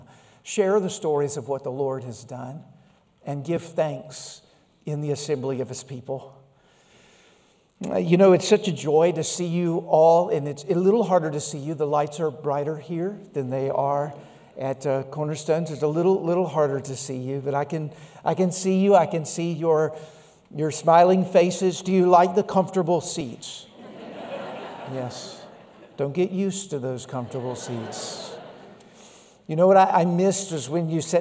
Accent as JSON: {"language": "English", "town": "Laurel", "region": "Mississippi", "country": "United States", "tie": "born or raised there", "said": "A little church I grew up in Laurel, Mississippi"}